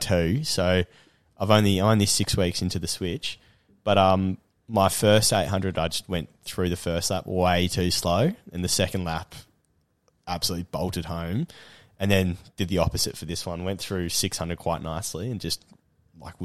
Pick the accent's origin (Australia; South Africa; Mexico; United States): Australia; Perth, Western Australia; moved away; also born or lived in Melbourne; I was born in Perth, so I've got a lot of friends and family over here